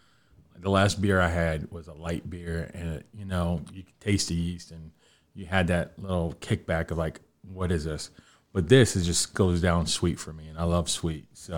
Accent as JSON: {"language": "English", "town": "Boston", "region": "Massachusetts", "country": "United States", "also_born_or_lived": "New Jersey", "moved": "yes", "said": "I'm from Boston, New England"}